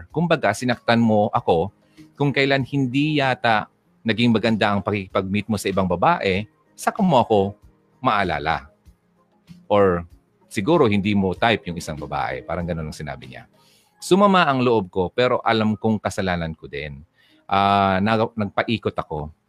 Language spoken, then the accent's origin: Tagalog; Philippines; Uy, Pinay ako habang nalalantay sa ugat ko ang uh, dugong Pinay